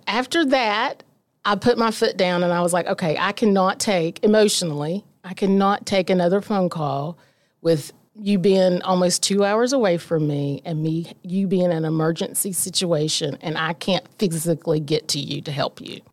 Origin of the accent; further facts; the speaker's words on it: Omar, West Virginia, United States; I was raised about thirty minutes away from the city of Logan in a little place called Omar, West Virginia